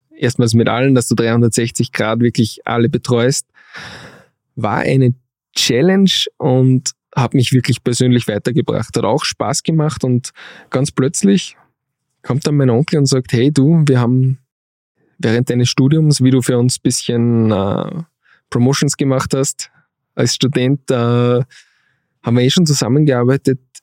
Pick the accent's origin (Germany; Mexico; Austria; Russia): Austria; Steyr, Upper Austria; moved away as an adult; also born or lived in Vienna; alle meine Freunde aus Steyr